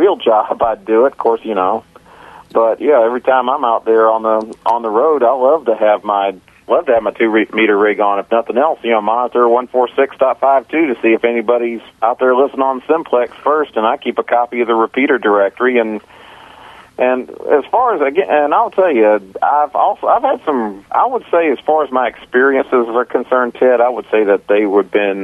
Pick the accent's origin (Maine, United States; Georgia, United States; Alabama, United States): Georgia, United States; Atlanta; my hometown here, Atlanta.